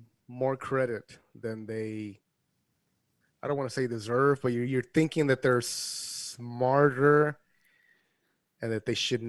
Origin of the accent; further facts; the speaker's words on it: Los Angeles, California, United States; I grew up in South Central.